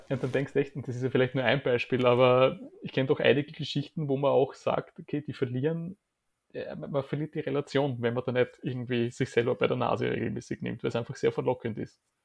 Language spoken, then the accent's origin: German; Graz, Styria, Austria; now in Vienna, Austria; Graz, meine Heimatstadt